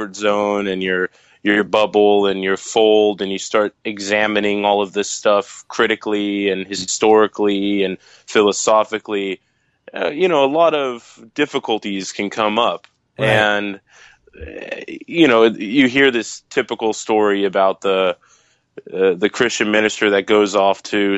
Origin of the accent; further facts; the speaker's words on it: San Diego, California, United States; moved away as an adult; now in Arizona, United States; I'm from San Diego